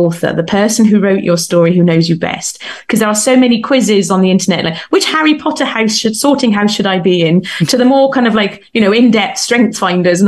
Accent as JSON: {"language": "English", "country": "United Kingdom", "said": "I'm British"}